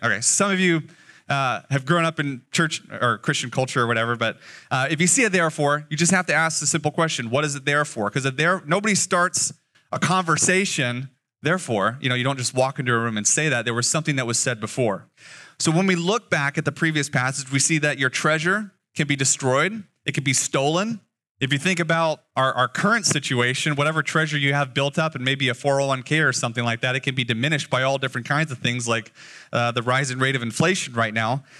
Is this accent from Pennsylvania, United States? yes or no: no; Las Vegas, Nevada, United States; moved away as an adult; now in Eugene, United States; I was born and raised in Vegas, so the sun bullied me for the first twenty-two years of my life